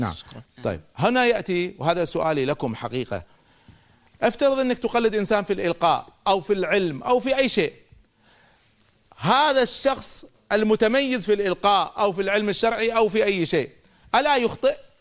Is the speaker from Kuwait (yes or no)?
yes; Kuwait; also born or lived in United States; لما رجعت من أمريكا، بديت أذكر بعض الأفكار في جمعية الإصلاح عندنا في الكويت